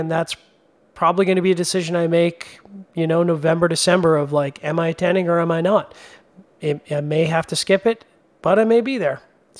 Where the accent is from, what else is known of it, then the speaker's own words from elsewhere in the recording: Canada; I'm Canadian